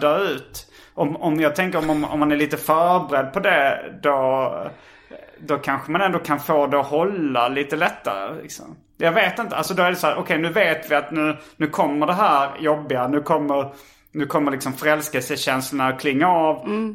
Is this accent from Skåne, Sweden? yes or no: yes; Hjärup, Skåne, Sweden; det fanns inga skivbutiker i Hjärup där jag växte upp